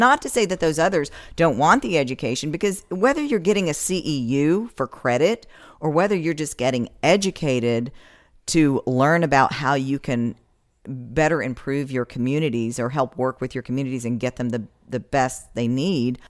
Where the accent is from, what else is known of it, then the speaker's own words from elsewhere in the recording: west of Asheville, North Carolina, United States; moved away as an adult; also born or lived in New York; now in Florida, United States; I'm originally from the mountains of North Carolina, grew up, uh, west of Asheville, and in a little tiny paper mill town